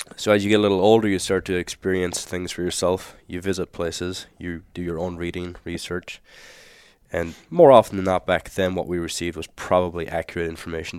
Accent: Ireland; moved away as an adult; also born or lived in New Zealand / Australia; now in Phoenix, United States; I'm born and raised in Ireland.

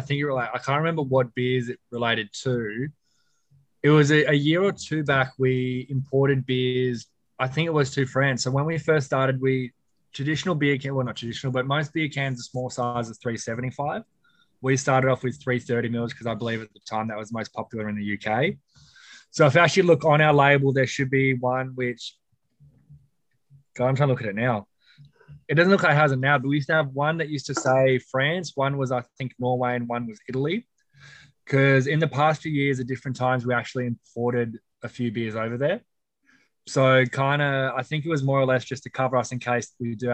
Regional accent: Australia; I was born and raised in Australia

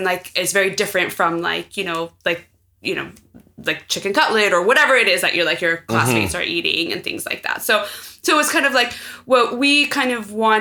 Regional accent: San Francisco, California, United States; I was born here in San Francisco. I've lived in the United States my whole life

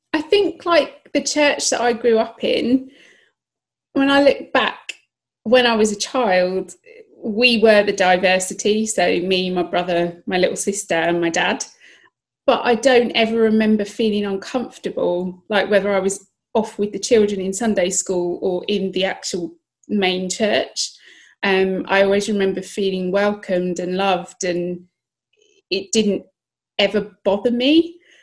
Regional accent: Kent, South East England, United Kingdom; first language English; also born or lived in southeast London; I was born in Kent, uh, southeast England

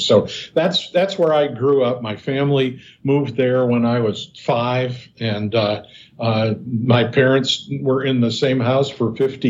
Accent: Chardon, Ohio, United States; moved away as an adult; now in Cincinnati, United States; I grew up in a little town called Chardon, Ohio, east of Cleveland.

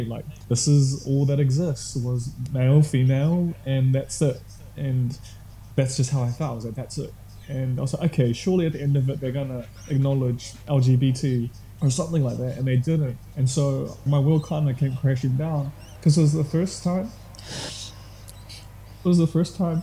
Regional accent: Tauranga, Bay of Plenty, New Zealand; I grew up in Tauranga, and that's where I spent most of my years

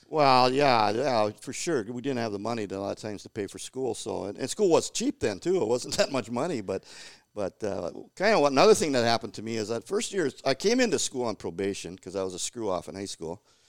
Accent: Cloquet, Minnesota, United States; growing up in Cloquet in the sixties, uh, was awesome

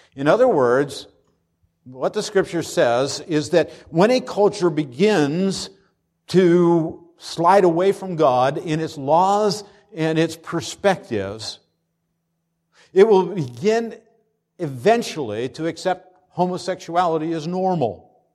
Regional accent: Pennsylvania, United States; moved away; When I was growing up in Pennsylvania

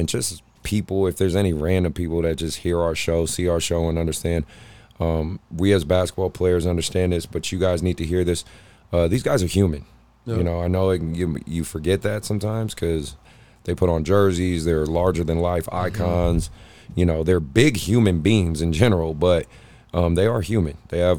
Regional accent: Oakland, California, United States; I'm from Oakland, California.

